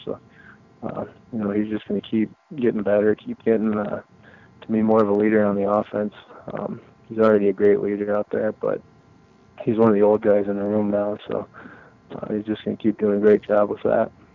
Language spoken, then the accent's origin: English; Wisconsin, United States; my hometown or my home state at uh, at Green Bay